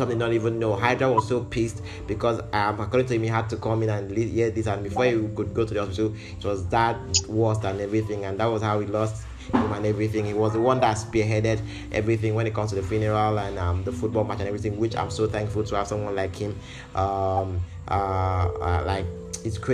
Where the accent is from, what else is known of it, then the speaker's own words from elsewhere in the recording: Nigeria; as a Nigerian